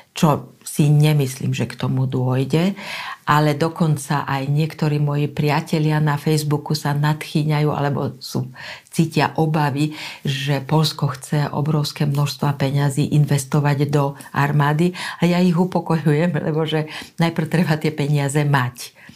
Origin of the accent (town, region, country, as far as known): Slovakia